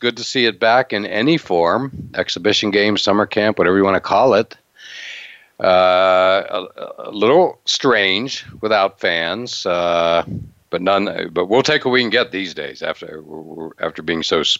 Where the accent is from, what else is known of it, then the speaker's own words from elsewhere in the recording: Altoona, Pennsylvania, United States; I grew up in Altoona, Pennsylvania